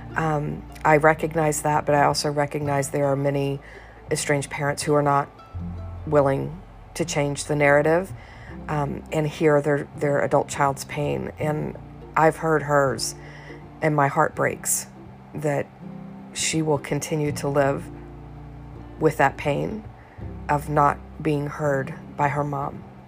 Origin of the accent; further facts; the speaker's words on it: the South, United States; I was raised in the South, and good little girls don't get mad